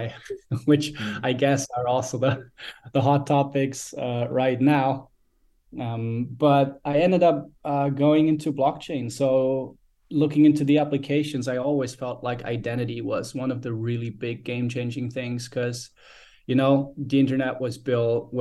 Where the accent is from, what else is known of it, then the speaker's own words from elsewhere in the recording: Austria; born and raised in Austria.